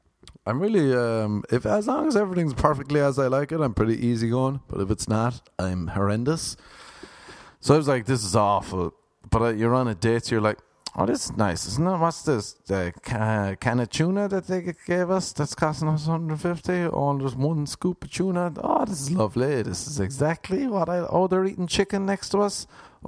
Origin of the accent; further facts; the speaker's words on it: Ireland; But you know me, people, I'm Irish and I'll hang on to a grudge.